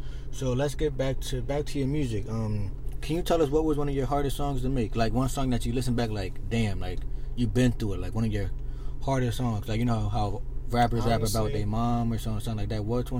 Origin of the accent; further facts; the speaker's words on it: Philadelphia, Pennsylvania, United States; alright, well, growing up in Philly, well, as of right now, you see all these homicides, all these like shit going on, and you know you deal with haters.